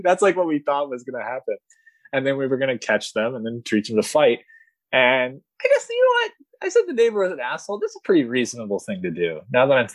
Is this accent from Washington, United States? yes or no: no; Middleburg, Florida, United States; I grew up in Middleburg, Florida